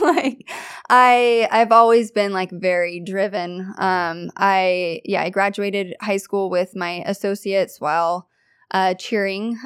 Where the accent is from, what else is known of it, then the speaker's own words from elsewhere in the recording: Kelso, Washington, United States; I am from Kelso, Washington.